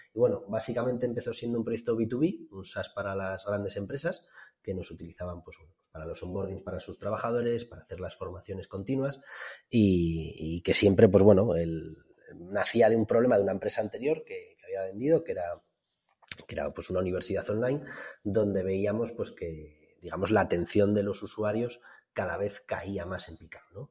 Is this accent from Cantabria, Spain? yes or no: no; Somiedo, Asturias, Spain; mi pueblo, que bueno, Somiedo es un, consejo concejo aquí en, el norte de Asturias